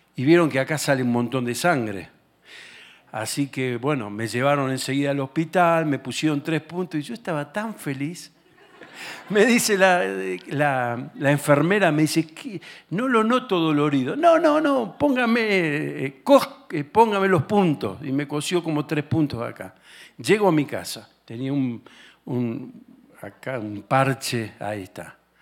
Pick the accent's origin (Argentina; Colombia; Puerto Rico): Argentina; yo, vengo de Argentina